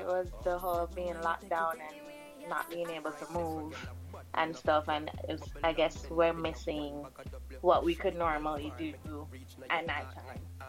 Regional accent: Jamaica; now in Florida, United States; So I'm from Jamaica, but I also live in Florida.

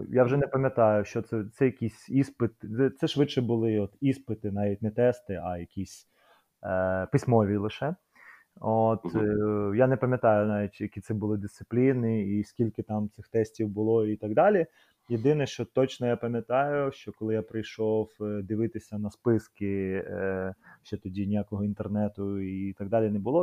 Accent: Kyiv, Ukraine; ми з братом народилися в Києві

